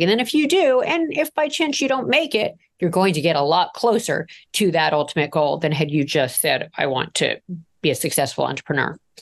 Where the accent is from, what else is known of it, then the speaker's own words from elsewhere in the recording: Toronto, Ontario, Canada; I grew up in Toronto